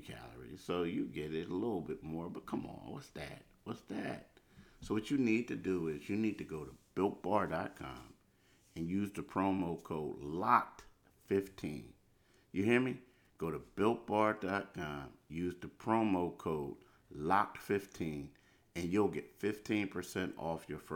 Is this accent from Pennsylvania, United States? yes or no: yes; Philadelphia, Pennsylvania, United States; I grew up in Philly